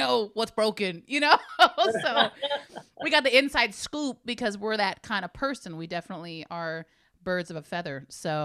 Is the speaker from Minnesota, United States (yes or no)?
no; Hayward, California, United States; We had a lot of Filipinos and stuff growing up in Hayward